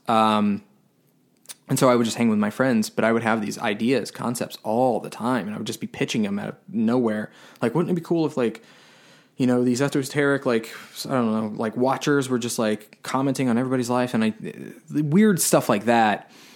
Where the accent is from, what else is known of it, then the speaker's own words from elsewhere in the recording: Tampa, Florida, United States; I grew up in Florida. I grew up in Tampa